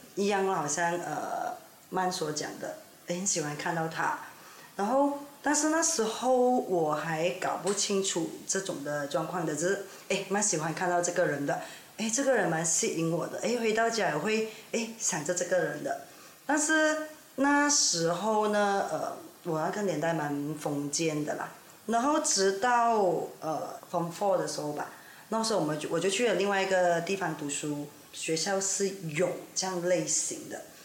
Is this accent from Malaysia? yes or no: yes; Ipoh, Perak, Malaysia; now in Kuala Lumpur, Malaysia; 我来这霹雳州怡保，但是现在是在 K L 定居的